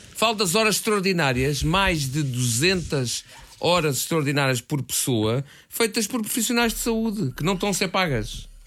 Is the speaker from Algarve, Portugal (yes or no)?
no; Algés, Lisbon, Portugal; cresci em Algés de Cima, portanto, por trás da Pedreira dos Húngaros